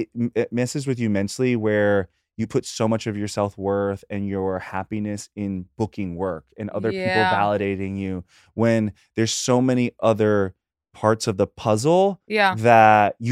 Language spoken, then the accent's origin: English; North Carolina, United States; moved away as an adult; now in New York City, United States; from North Carolina, but I am a New Yorker.